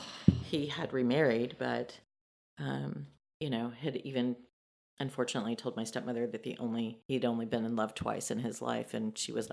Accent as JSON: {"language": "English", "town": "Dallas", "region": "Texas", "country": "United States", "tie": "born or raised there", "said": "Born and raised in Dallas, Texas. I left home when I was 16."}